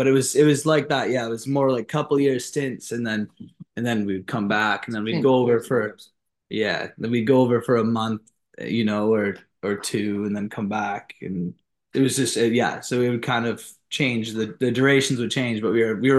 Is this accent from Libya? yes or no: no; Canada; also born or lived in Tokyo, Japan; Like, we grew up like in Canada. We also grew up in Tokyo as well, like in Japan.